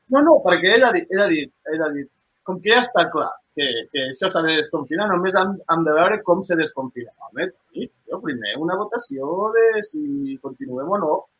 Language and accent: Catalan; Lleida, Catalonia, Spain; som de Lleida